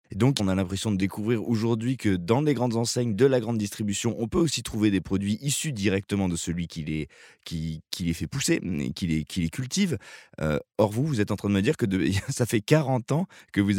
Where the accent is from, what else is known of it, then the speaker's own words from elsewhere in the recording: Corsica, France; Moi je ne fais que ça, je viens de Corse, donc nous on est en circuit court.